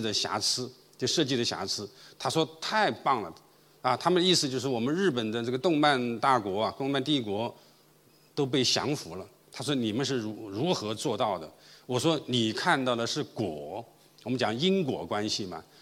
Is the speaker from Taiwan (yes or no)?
no; China; also born or lived in Guangzhou; 我们中国人